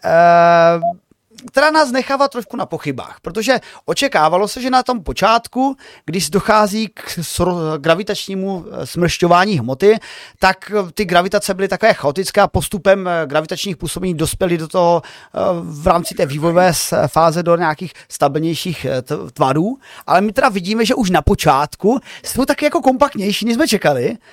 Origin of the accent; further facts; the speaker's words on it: Moravian Slovakia, South Moravian Region, Czechia; já jsem teda ze Slovácka, z hraničních oblastí